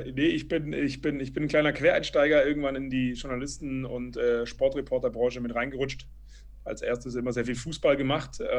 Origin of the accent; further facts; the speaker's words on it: Berlin, Germany; ich bin ursprünglich, ich bin in Berlin aufgewachsen und habe ähm, nach dem Abitur Eventmanagement